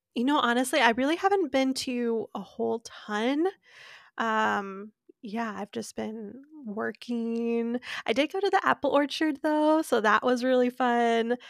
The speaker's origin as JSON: {"language": "English", "region": "Minnesota", "country": "United States", "said": "I'm a Minnesotan."}